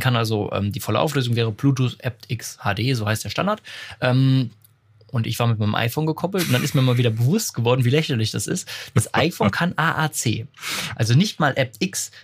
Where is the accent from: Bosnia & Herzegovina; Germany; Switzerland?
Germany; Enkirch, Rhineland-Palatinate; meinem Heimatort Enkirch